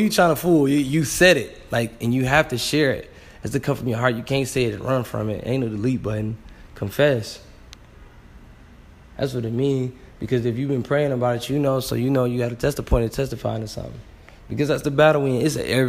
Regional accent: Flint, Michigan, United States; I'm from Flint, Michigan.

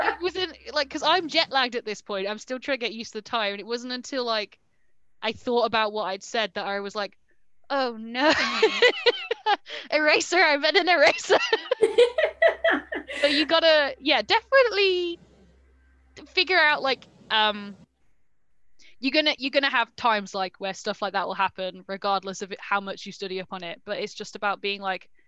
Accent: United Kingdom; we as like British people

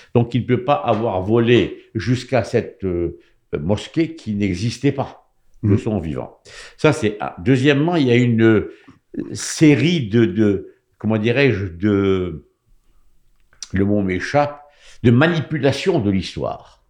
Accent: Morocco; moved away; Quand j'étais jeune au Maroc

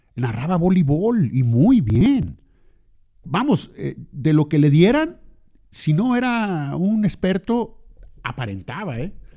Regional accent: Lerdo, Durango, Mexico; now in Torreón, Mexico; yo nací en Lerdo

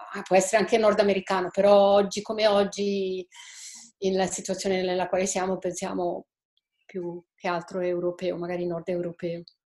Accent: Switzerland; io sono svizzera, abito in Svizzera

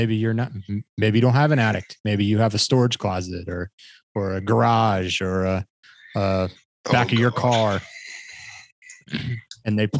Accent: Midwest, United States; moved away; I grew up in the Midwest

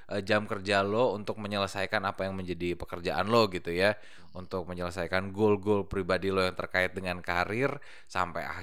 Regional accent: Bekasi, West Java, Indonesia; Kan saya anak Bekasi ya.

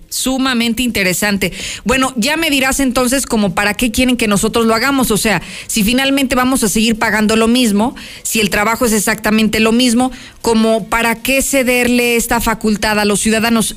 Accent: Mexico; somos los mexicanos

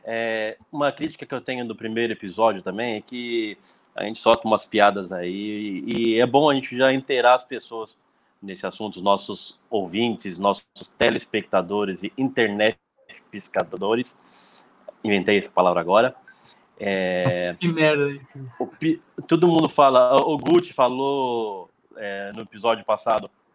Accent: Brazil; Eu não sou do Zona Leste, eu sou do litoral

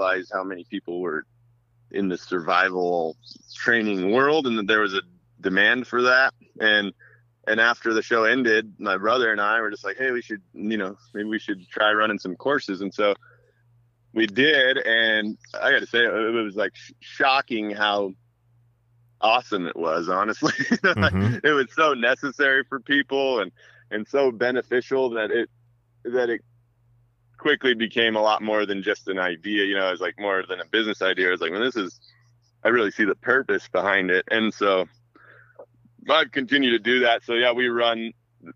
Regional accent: North Idaho, United States; moved away; also born or lived in Virginia / Russia; we grew up in North Idaho

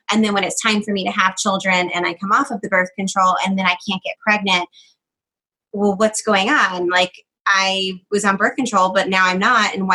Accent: Georgia, United States; I'm from Georgia

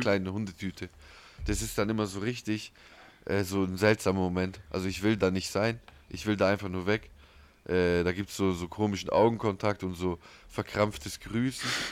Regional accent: Ulm, Baden-Württemberg, Germany; Wir sind aus Ulm

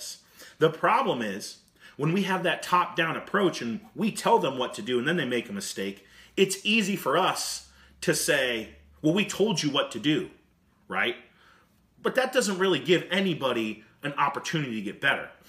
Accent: United States; as American coaches and American leaders

